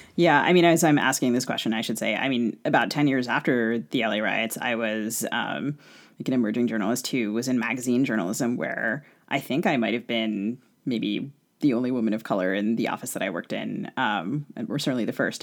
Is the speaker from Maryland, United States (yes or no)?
yes; Maryland, United States; now in Minneapolis, United States; I grew up in Maryland